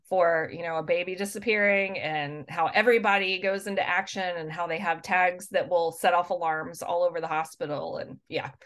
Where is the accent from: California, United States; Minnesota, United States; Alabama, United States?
Alabama, United States; Albertville; I grew up in North Alabama in a small town called Albertville